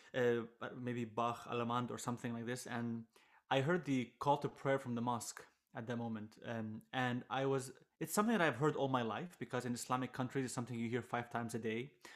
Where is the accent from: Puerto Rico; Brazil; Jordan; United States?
Jordan; I am a Jordanian violinist, throw the Iraqi roots, so I grew up in Jordan most of my, most of my life